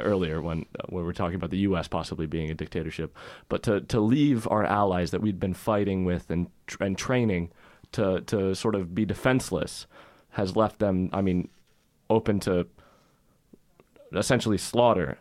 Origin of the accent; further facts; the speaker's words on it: United States; as an American